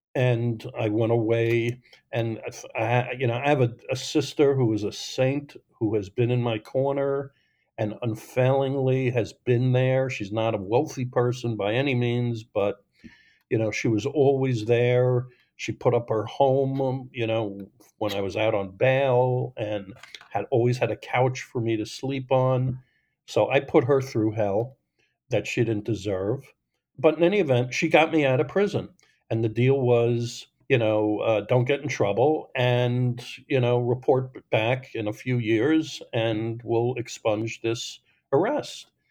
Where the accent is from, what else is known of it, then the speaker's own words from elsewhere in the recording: Long Island, New York, United States; I grew up in New York on Long Island